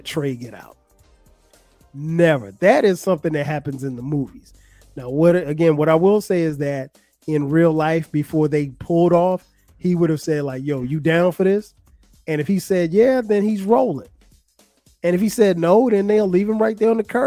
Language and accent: English; Florence, South Carolina, United States; my hometown of Florence, South Carolina